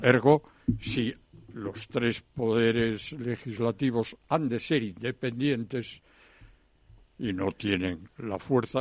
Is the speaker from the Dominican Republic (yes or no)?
no; Galicia, Spain; Encantadiño, que dirían en mi tierra